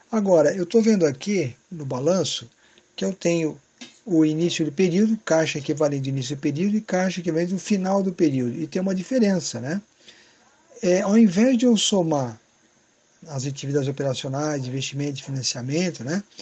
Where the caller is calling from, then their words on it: São Paulo, Brazil; sou aqui de São Paulo